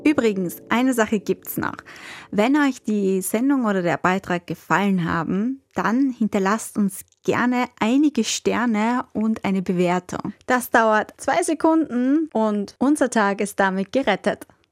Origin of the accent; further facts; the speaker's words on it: Vienna, Austria; Wiener, ja, und ich habe einen Großteil meines Lebens in Wien gelebt